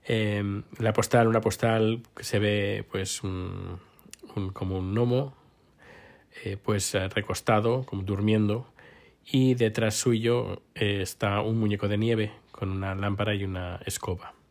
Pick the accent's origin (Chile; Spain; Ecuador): Spain; now in Sweden; Ya, bueno, ya hace como, no sé, 10 años más, eh, desde que me fui de España, no veo la televisión.